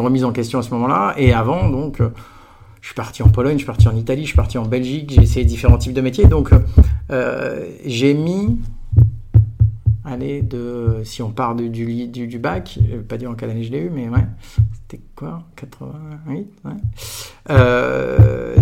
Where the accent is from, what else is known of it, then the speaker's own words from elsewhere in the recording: Aix-en-Provence, Provence-Alpes-Côte d'Azur, France; moved away as an adult; moi j'étais d'Aix-en-Provence. J'ai fait toute ma scolarité de la crèche jusqu'à la fin de la prépa dans un kilomètre et demi de rayon